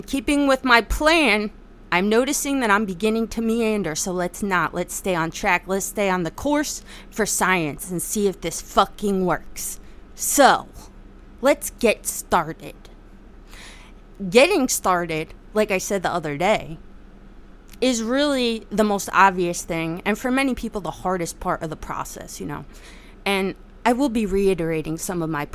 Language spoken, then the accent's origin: English; New Jersey, United States; I'm from Jersey